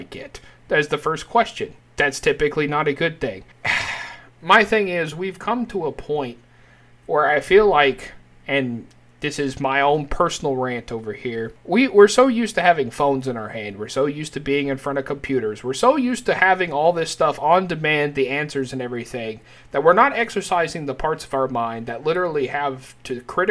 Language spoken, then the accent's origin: English; United States; people from the United States